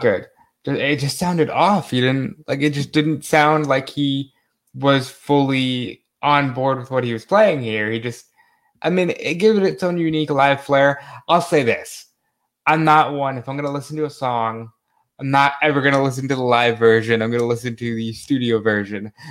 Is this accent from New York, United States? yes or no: yes; New York, United States; I love New York. It is my hometown